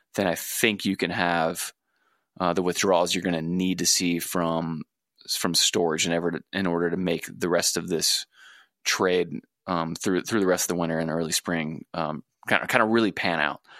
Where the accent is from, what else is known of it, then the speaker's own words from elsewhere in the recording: southwest of Houston, Texas Gulf Coast, United States; moved away; my hometown, down southwest of Houston on the coast